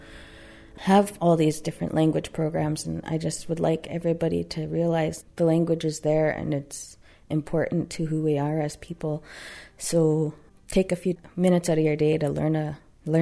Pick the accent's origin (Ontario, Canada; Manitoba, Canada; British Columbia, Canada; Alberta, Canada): British Columbia, Canada; Tsartlip First Nation, Saanich; I am from Sartlip First Nation, located in Saanich